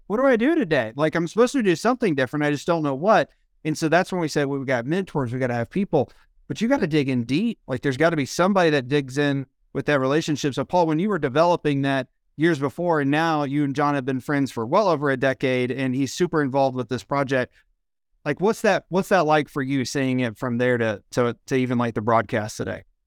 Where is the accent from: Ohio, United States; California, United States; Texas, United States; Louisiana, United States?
Ohio, United States; moved away; I'm from Ohio originally